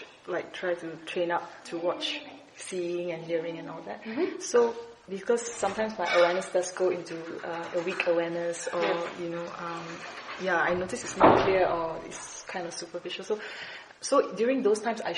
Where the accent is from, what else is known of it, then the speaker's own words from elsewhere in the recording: Malaysia; I was from Malaysia